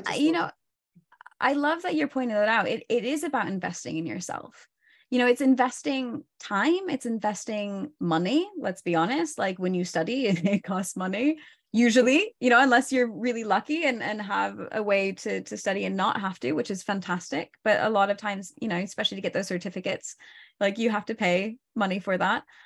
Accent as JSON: {"language": "English", "region": "Oregon", "country": "United States", "also_born_or_lived": "northern Spain", "moved": "as an adult", "lives_now": "Spain", "said": "I'm originally from Oregon."}